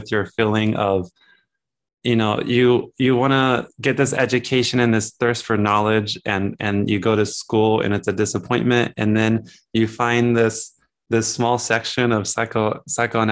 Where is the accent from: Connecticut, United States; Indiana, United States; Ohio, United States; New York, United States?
Ohio, United States; Hillsboro; I'm from Ohio.